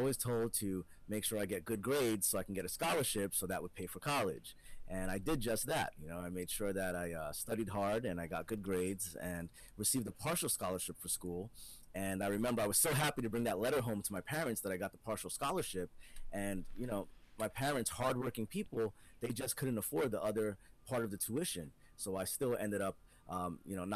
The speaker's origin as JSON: {"language": "English", "region": "New Jersey", "country": "United States", "tie": "born or raised there", "said": "I was born in New Jersey in the States, but my parents are from the Caribbean, the island of Trinidad and Guyana as well in South America"}